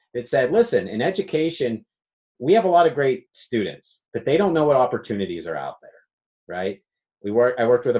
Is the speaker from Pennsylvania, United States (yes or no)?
yes; Pittsburgh, Pennsylvania, United States; I was from Pittsburgh, Pennsylvania